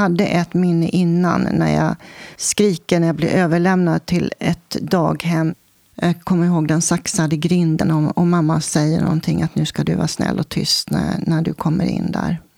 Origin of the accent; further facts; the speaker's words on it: Stockholm, Stockholm County, Sweden; now in Vingåker, Sweden; Och vi bodde i ett hus i Älvsjö och jag föddes på Södersjukhuset i Stockholm.